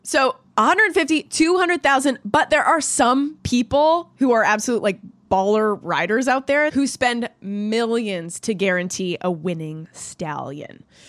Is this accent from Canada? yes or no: yes; Canada; I'm Canadian